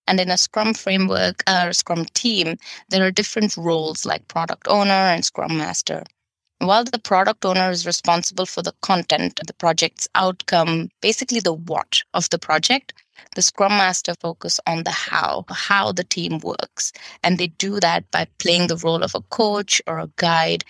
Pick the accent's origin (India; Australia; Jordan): India; Bangalore, Karnataka; moved away as an adult; also born or lived in Denmark; half my time in India, in my hometown in Bangalore